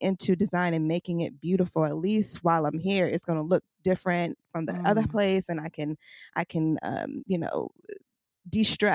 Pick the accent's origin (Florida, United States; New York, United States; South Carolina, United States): New York, United States; New York City; I grew up in Brooklyn in a brownstone before brownstones were cool and popular